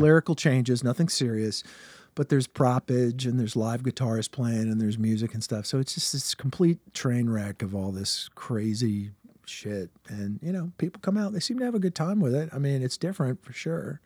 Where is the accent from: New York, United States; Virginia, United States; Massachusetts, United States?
Virginia, United States; Richmond; I'm from Richmond, Virginia is my hometown